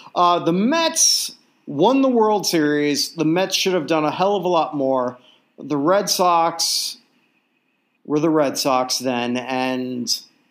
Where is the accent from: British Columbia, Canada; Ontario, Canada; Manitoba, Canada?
Ontario, Canada; Toronto; I grew up infatuated with American sports growing up in Toronto.